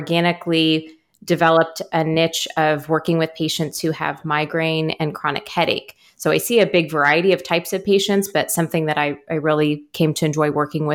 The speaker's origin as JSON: {"language": "English", "town": "Kansas City", "country": "United States", "tie": "born or raised there", "also_born_or_lived": "Decorah, Iowa", "said": "I was raised mostly in the Kansas City area and went away for college."}